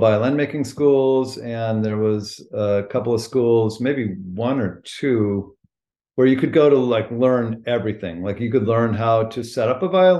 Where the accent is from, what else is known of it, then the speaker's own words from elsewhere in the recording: California, United States; moved away as an adult; also born or lived in Maine; I grew up in California.